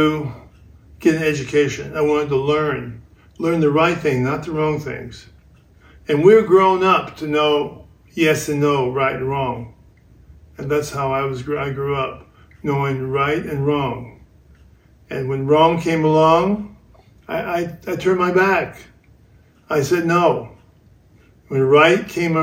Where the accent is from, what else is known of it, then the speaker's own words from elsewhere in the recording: Compton, California, United States; also born or lived in Utah; I'm originally from Compton, California.